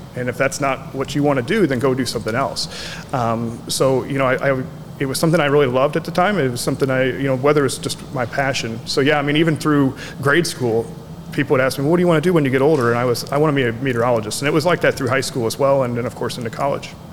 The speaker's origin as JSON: {"language": "English", "town": "Festus", "region": "Missouri", "country": "United States", "tie": "born or raised there", "moved": "yes", "lives_now": "Marion, United States", "said": "grew up in a, a, smaller town called Festus, Missouri"}